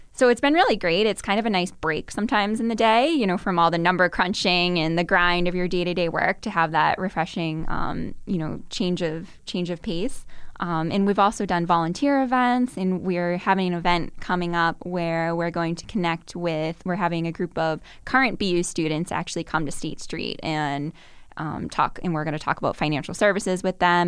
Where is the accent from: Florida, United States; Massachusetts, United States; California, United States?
Massachusetts, United States; Burlington; I'm from Burlington, Massachusetts, which is just about, I believe, sixteen miles from here, um, north of Boston.